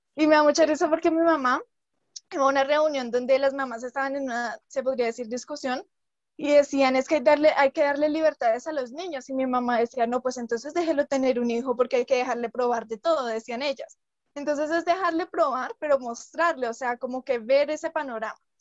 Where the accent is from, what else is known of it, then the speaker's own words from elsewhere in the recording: Colombia; … y yo pues somos colombianas